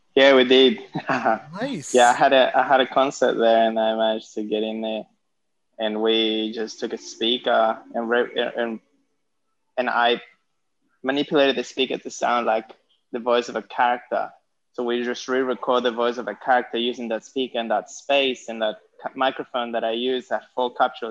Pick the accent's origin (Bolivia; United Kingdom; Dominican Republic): Bolivia; now in Sydney, Australia; I'm Bolivian as well, Quechua.